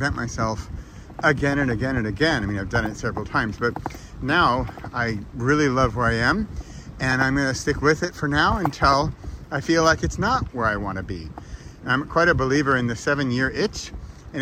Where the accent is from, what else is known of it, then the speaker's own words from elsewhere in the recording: United States; now in Europe; as an American living in Europe